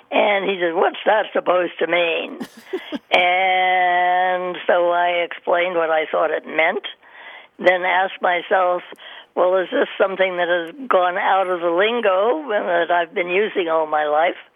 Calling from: Miami, Florida, United States; I'm calling you from Miami.

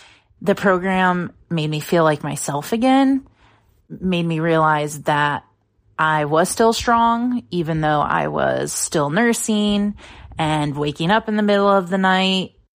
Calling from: DeWitt, Michigan, United States; I'm calling from DeWitt, Michigan.

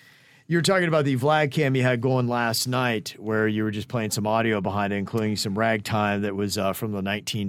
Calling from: Miami, Florida, United States; hey, guys, just wanted to say love you all. I'm from Miami.

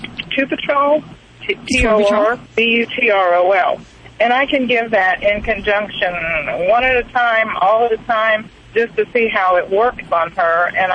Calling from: St. Petersburg, Florida, United States; I'm from St. Petersburg, Florida.

